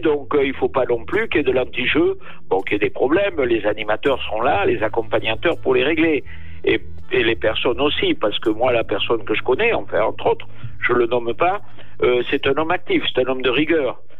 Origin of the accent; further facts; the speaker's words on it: Gascony, France; on est Gascons